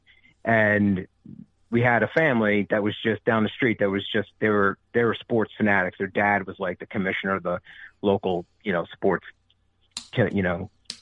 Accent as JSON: {"language": "English", "region": "New Jersey", "country": "United States", "tie": "born or raised there", "said": "I'm from Southern New Jersey"}